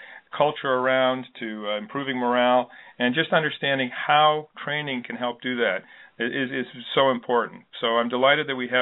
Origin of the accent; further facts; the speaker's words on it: Connecticut, United States; Shelton, Connecticut, my home state.